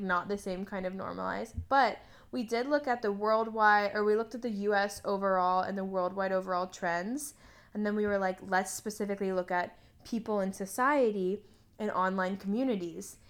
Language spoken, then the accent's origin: English; United States; as an American